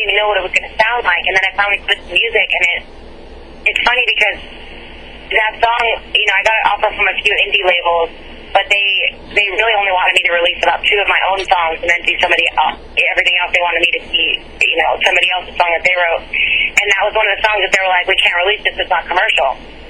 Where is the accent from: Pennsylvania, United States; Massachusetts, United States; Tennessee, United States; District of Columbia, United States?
Tennessee, United States; Nashville; I came from Nashville, and it's crazy to me how many people know that guy.